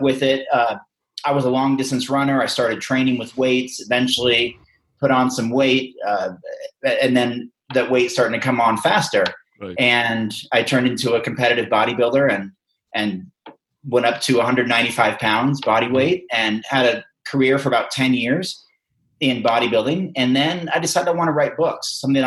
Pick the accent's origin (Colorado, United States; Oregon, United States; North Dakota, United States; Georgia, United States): Oregon, United States; Western; a farm kid growing up in Western Oregon